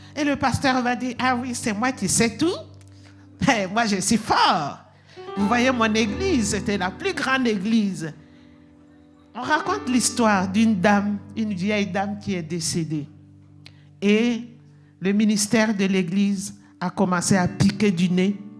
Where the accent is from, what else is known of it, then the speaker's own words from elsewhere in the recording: Burkina Faso; moved away; chez nous, au Burkina Faso